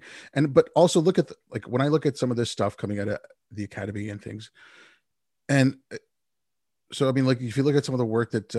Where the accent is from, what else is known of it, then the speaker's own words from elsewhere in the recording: India; I was born in India.